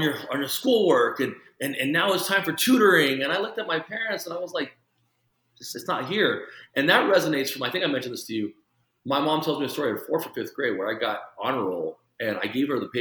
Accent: El Paso, Texas, United States; first language Mandarin; also born or lived in Taipei, Taiwan; I grew up in El Paso, where it was 80% Hispanic

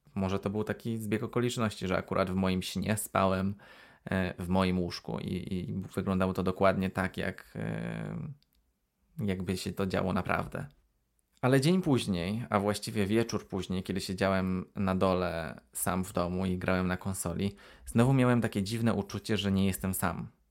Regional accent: Poland; moved away as an adult; also born or lived in Aberystwyth, Wales; now in United Kingdom; w Polsce dorastałem w, w mieszkaniach mm, w takich kamienicach

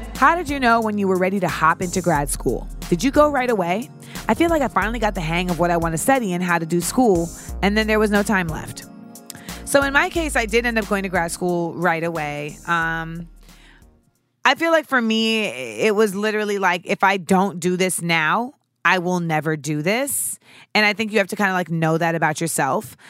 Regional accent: Orlando, Florida, United States; moved away; I grew up in Orlando, Florida.

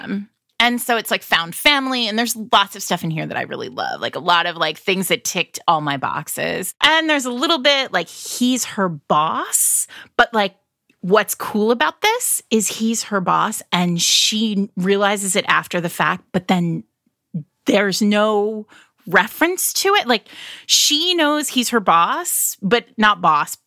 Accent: New England, United States; I'm from New England

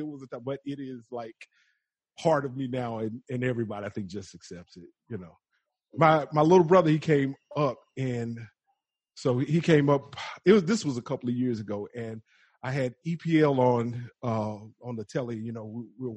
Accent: the South, United States; accent: Southern

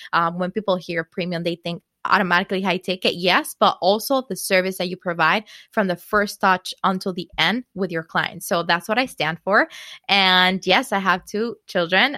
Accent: Dominican Republic; moved away as an adult; now in New York, United States; I am from Dominican Republic originally. I moved to New York in 2009.

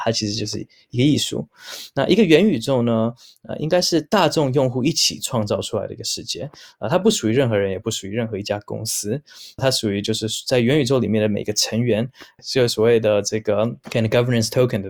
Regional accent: Vancouver, British Columbia, Canada; moved away as an adult; now in Taiwan; 我出生在加拿大温哥华。那虽然留着是有台湾的血统，不过其实也是近几年才真的有机会到台湾发展

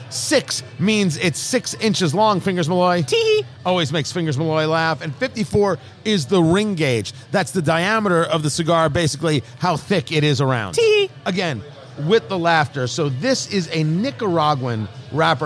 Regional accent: New England, United States; now in Indianapolis, United States; I'm from New England

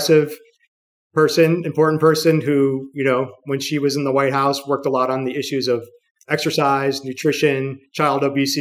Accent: New York City, New York, United States; New York City is my hometown

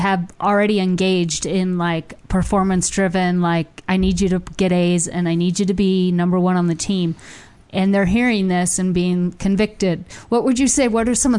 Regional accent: Orange County, California, United States; I grew up in Orange County, and where there is a high expectation to perform, especially in athletics and education.

